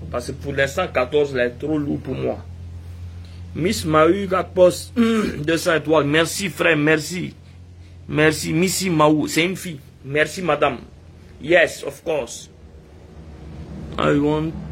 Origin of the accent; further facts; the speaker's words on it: Guinea; Je suis guinéen, je vis là-bas.